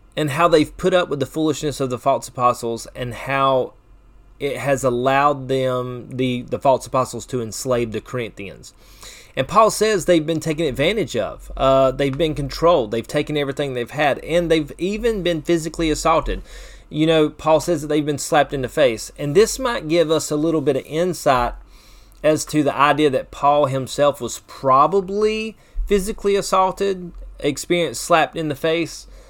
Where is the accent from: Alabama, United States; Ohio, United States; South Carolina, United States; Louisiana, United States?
South Carolina, United States; Chesnee; I'm from Chesney